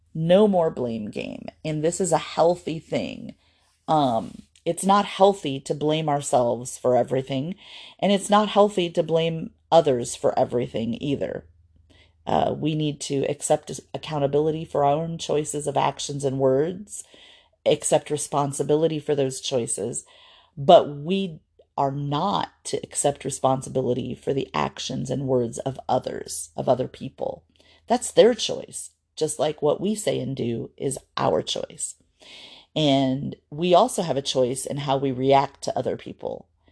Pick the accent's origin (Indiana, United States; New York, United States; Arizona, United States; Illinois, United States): Indiana, United States; Fort Wayne; moved away; my hometown of Fort Wayne